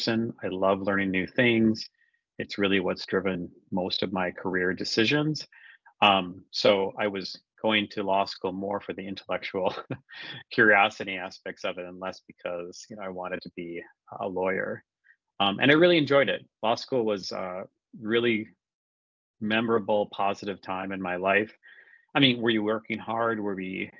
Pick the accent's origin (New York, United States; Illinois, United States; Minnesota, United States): Minnesota, United States; also born or lived in Bay Area / Boston / Switzerland; So I'm born and raised in Minnesota, and that's actually where I'm based right now.